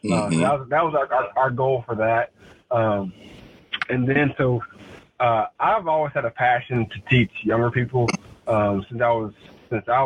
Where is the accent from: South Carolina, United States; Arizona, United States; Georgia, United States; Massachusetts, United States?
South Carolina, United States; Clemson; we come from Clemson